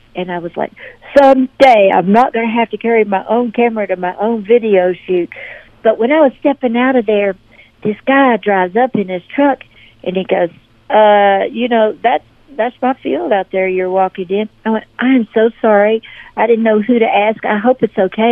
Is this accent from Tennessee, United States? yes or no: yes; Memphis, Tennessee, United States; moved away as an adult; now in Nashville, United States; I was born and raised in Memphis